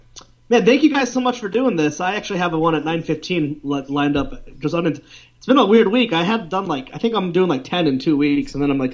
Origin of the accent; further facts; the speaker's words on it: Meriden, Connecticut, United States; where I grew up in Connecticut